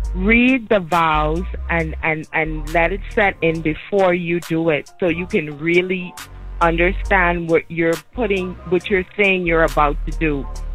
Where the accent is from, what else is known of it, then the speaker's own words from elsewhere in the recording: Nassau, New Providence, Bahamas; now in Fort Lauderdale, United States; I'm from Nassau, Bahamas.